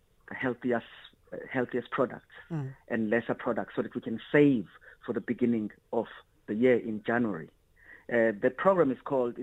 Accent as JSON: {"language": "English", "country": "South Africa", "tie": "born or raised there", "also_born_or_lived": "Sweden", "said": "the society that I grew up under in South Africa"}